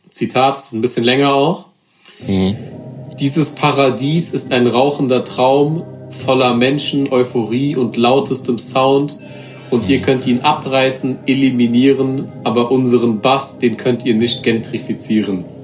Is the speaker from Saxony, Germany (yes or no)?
no; Frankfurt, Hesse, Germany; Hand runter, wir sind Frankfurter.